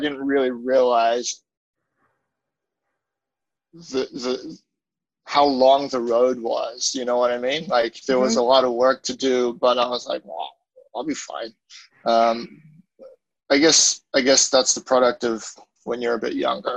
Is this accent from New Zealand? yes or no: no; Australia; moved away as an adult; also born or lived in Hong Kong / Kanazawa, Japan; now in Japan; I'm Australian. I grew up there